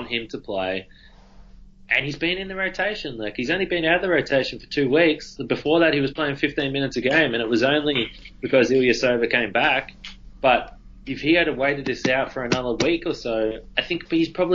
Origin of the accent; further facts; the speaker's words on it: Australia; I'm Australian.